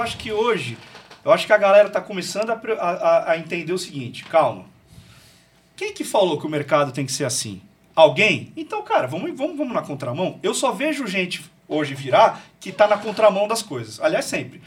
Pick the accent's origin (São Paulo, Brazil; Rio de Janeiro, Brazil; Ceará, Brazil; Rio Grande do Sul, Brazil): São Paulo, Brazil; Santos; moved away as an adult; now in Taubaté, Brazil; eu sou de Santos, sou paulistano, cara, sou de Santos